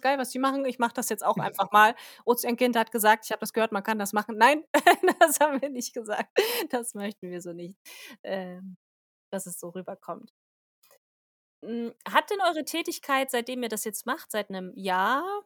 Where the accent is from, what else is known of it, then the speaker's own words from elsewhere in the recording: Germany; bei uns in Deutschland